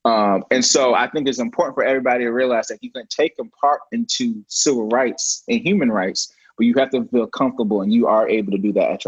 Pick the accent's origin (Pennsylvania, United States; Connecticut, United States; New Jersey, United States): New Jersey, United States; moved away; But I wasn't born in the deep South. You know, I was born in New Jersey